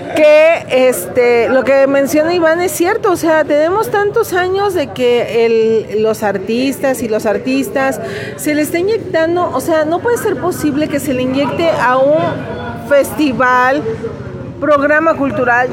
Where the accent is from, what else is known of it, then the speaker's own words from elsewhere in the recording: Lagos de Moreno, Jalisco, Mexico; en este pueblo no hay artistas y nos cacareamos de que somos la Tena de Jalisco